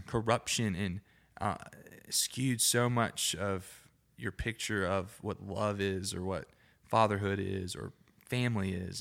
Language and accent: English; Alabama, United States; accent: Alabama Southern; I'm from Alabama, I'm not saying daddy how I naturally want to say daddy